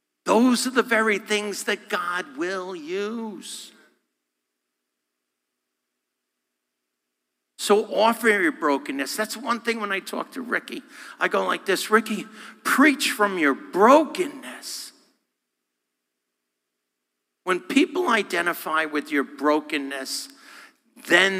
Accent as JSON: {"language": "English", "region": "New York", "country": "United States", "said": "Me being a New Yorker"}